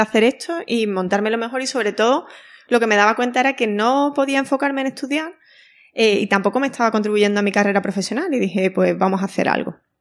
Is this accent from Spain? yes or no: yes; Andalusia, Spain; siendo andaluza